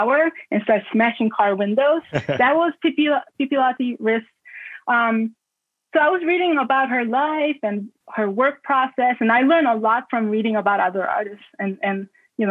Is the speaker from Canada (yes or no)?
no; South Korea; now in Baltimore, United States; when I was growing up in Korea